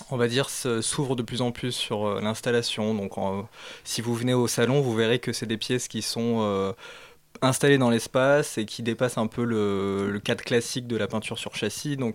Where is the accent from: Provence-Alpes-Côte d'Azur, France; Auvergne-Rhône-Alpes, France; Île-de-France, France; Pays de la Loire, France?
Île-de-France, France; Saint-Denis; je viens de, banlieue parisienne, à Saint-Denis.